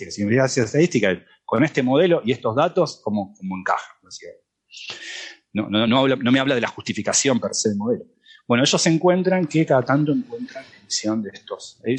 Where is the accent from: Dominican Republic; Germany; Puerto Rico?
Germany; Spanish is a second language; es que, es que obviamente yo soy alemán y...